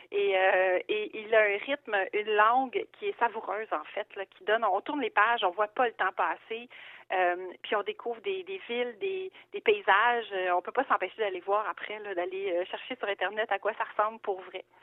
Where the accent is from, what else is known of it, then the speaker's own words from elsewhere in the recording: Quebec, Canada; moi je suis québécoise